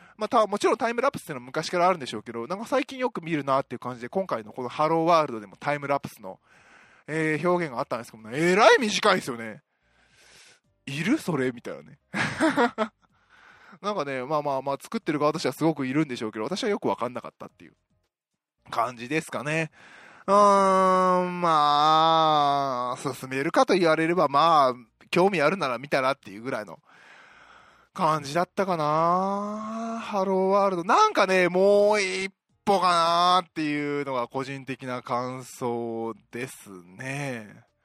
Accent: Osaka, Japan; 私大阪出身なんですけども

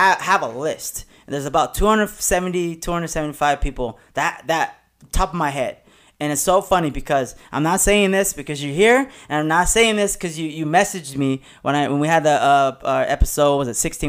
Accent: La Puente, California, United States; I actually grew up in the next city over is La Puente

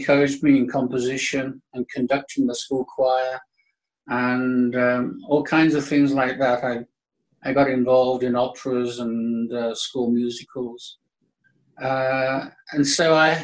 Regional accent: Birmingham, West Midlands, United Kingdom; I was born in 1947 in Birmingham.

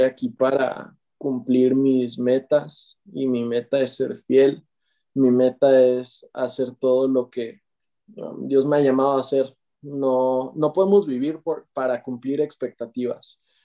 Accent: Morelia, Michoacán, Mexico; soy de Morelia, México

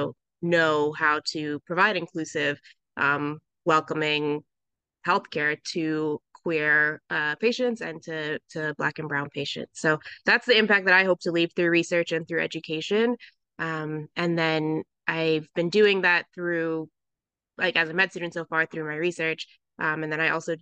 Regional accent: Southern California, United States; moved away as an adult; also born or lived in Philadelphia; I grew up in Southern California in a very like white and conservative area

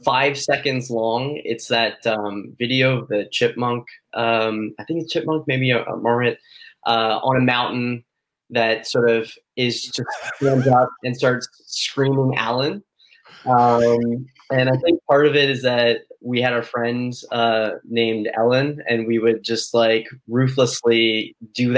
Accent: Canada; also born or lived in Toronto, Canada; I don't think many Canadians would admit to saying A, but sometimes we catch ourselves saying it

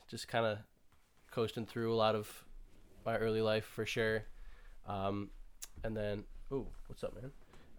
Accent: Cleveland, Ohio, United States; But I grew up in Cleveland, Ohio, good Christian family.

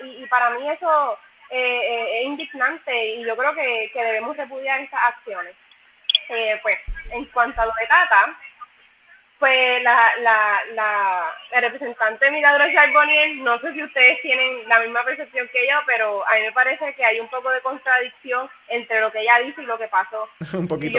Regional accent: Yauco, Puerto Rico; yo soy de Yauco

